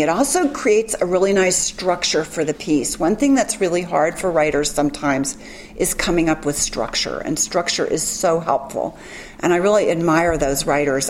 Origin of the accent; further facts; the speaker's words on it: Memphis, Tennessee, United States; I am from Memphis